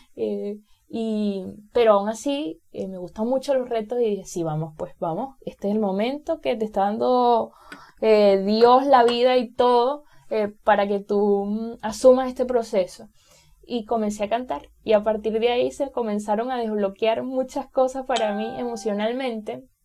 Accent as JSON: {"language": "Spanish", "town": "Bejuma", "region": "Carabobo", "country": "Venezuela", "tie": "born or raised there", "said": "nací en un pueblo eh, que se llama Bejuma, eh, pertenece al estado Carabobo, soy venezolana"}